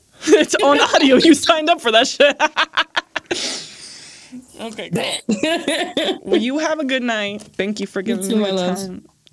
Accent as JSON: {"language": "English", "region": "Midwest", "country": "United States", "tie": "born or raised there", "said": "I grew up biculturally of being American and then being Arab and growing up Muslim and then growing up in America."}